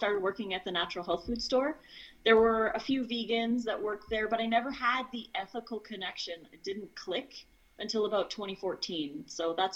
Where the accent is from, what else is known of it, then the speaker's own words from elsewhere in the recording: Edmonton, Alberta, Canada; moved away as an adult; now in Oregon, United States; I was born in Edmonton, Alberta, Canada, and I lived there for 39 years of my life in the area